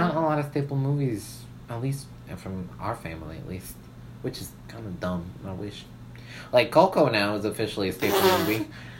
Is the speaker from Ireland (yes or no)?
no; Puerto Rico; No, I'm Puerto Rican.